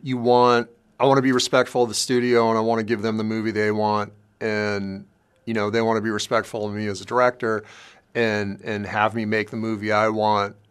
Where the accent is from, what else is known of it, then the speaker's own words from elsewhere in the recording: Los Angeles, California, United States; I grew up in South L A and I grew up during the crack days